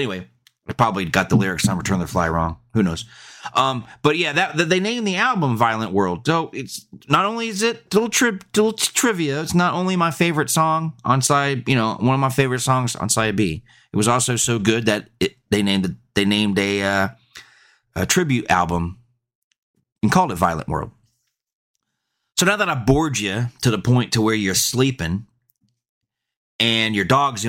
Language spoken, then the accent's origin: English; Birmingham, West Midlands, United Kingdom; Yeah, I'm from Birmingham.